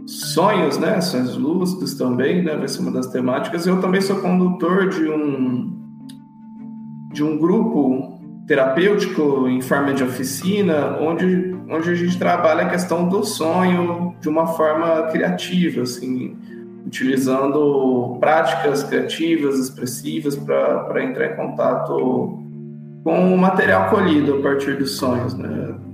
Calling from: Uberlândia, Minas Gerais, Brazil; falo de Uberlândia, atuo aqui, trabalho aqui

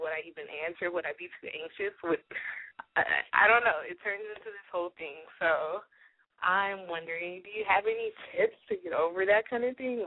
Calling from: New York, United States; I am 24, calling from New York.

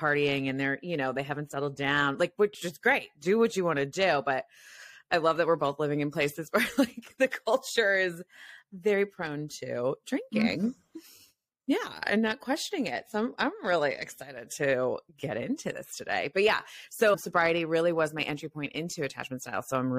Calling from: San Francisco, California, United States; I'm calling from San Francisco, which is also like a party city. You can just, we have the Peter Pan syndrome here where like people are in their 50s and they're still partying and they're, you know, they haven't settled down

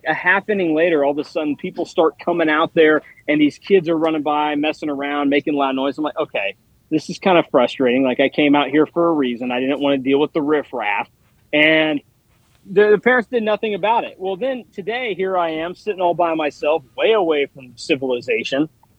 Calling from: Wichita, Kansas, United States; So I am at the NBC World Series in Wichita right now

